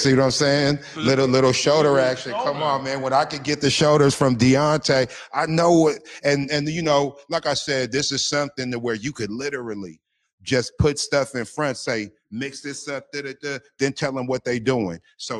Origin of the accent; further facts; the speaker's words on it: Seattle, Washington, United States; I am from Seattle, Washington.